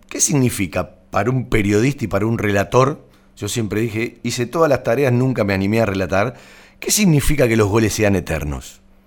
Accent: Banfield, Buenos Aires Province, Argentina; los que nacimos en Banfield, eh, somos de Banfield de toda la vida

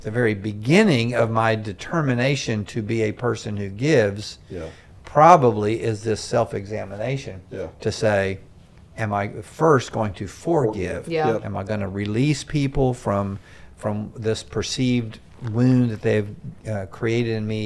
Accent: Myrtle Beach, South Carolina, United States; I grew up in Myrtle Beach, South Carolina

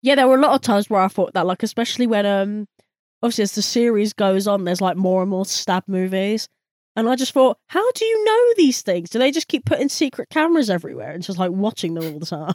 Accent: United Kingdom; we're British

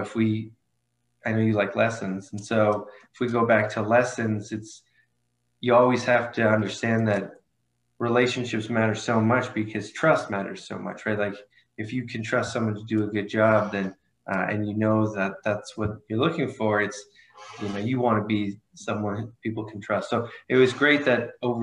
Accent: small town outside of Ottawa, Ontario, Canada; moved away as an adult; also born or lived in Toronto; now in United States; I'm Canadian. I'm new to living in the States. I grew up in a small town outside of Ottawa, which is the capital

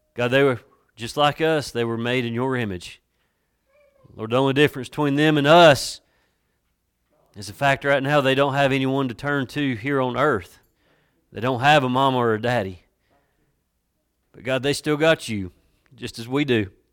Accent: Watauga County, North Carolina, United States; I'm from Watauga County, and we deal more with cows than we do Christmas trees.

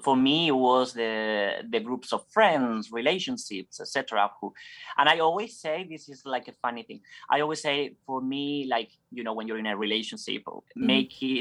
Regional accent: Basque Country, Spain; moved away as an adult; also born or lived in San Sebastian; I come from Spain, from a region called Basque Country in the north. And that's where I started in my school

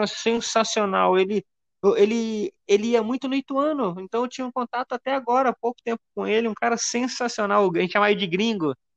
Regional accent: Minas Gerais, Brazil; Eu sou aqui de Minas e fui muito no Castor Cifuentes

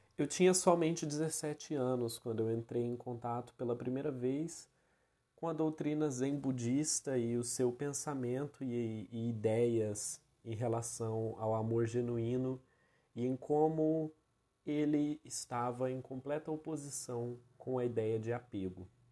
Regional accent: Brazil; hoje muitos de nós enquanto enquanto brasileiros

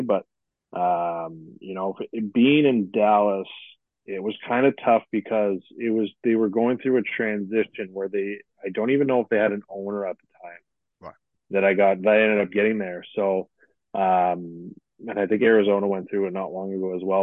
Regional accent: Sudbury, Ontario, Canada; Growing up in Northern Ontario

